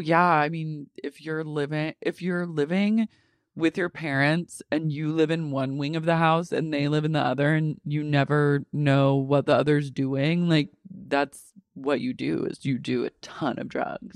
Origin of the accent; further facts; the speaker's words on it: United States; my right as an American